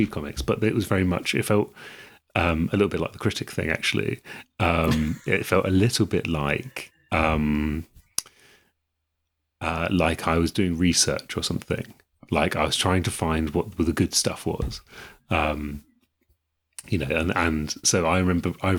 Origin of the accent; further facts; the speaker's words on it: East of England, United Kingdom; growing up in England at that time